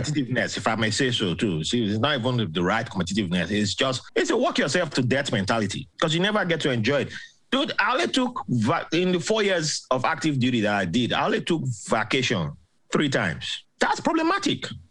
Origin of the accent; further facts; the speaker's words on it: Benin City, Edo, Nigeria; moved away as an adult; also born or lived in Port Harcourt, Nigeria / Bahrain / Virginia Beach, United States; now in United States; I grew up in Benin City